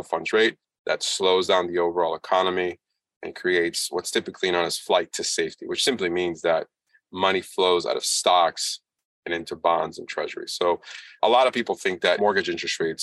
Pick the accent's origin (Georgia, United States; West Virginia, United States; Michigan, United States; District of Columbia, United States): District of Columbia, United States; Washington; I'm from Washington, D.C., obviously the United States